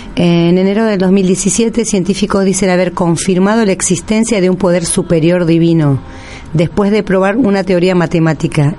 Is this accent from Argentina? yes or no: yes; northern Argentina, Argentina; moved away; nosotros en el norte